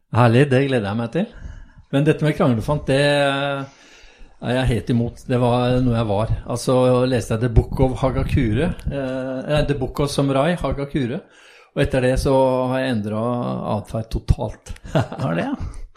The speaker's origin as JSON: {"language": "Norwegian", "region": "Oslo", "country": "Norway", "tie": "born or raised there", "said": "jeg er født, født og oppvokst på Bogerud, på østkanten."}